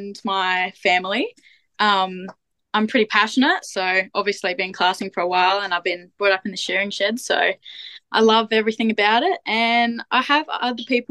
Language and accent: English; central Midlands area, near Geraldton, Western Australia, Australia; also born or lived in Wheatbelt, Western Australia; I was born and bred in Perindry, which is in the central Midlands area, so closer to Geraldton than where I currently am now